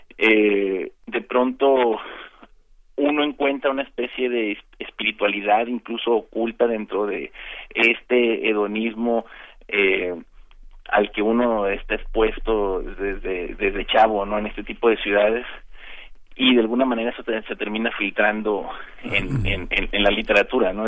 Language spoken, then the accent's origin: Spanish; Mazatlán, Sinaloa, Mexico; moved away as an adult; now in Tijuana, Mexico; antes de venirme a vivir a Tijuana, yo, yo viví toda mi infancia y juventud en Mazatlán